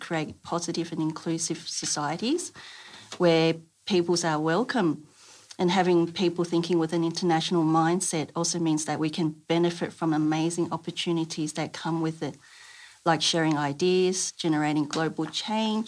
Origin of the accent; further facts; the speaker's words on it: Sydney, New South Wales, Australia; English is a second language; also born or lived in Taiwan; I came to Australia from Taiwan when I was 7 and lived in Sydney